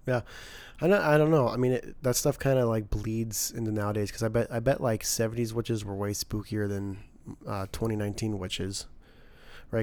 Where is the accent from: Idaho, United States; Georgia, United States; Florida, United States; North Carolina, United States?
Idaho, United States; I'm Christian boy from Idaho